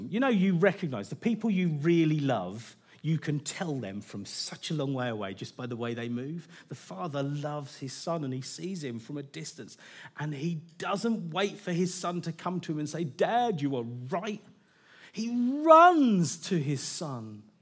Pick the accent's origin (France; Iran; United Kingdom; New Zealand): United Kingdom; Now, I'm British. We'd like to keep our expectations, our expressions quite restrained.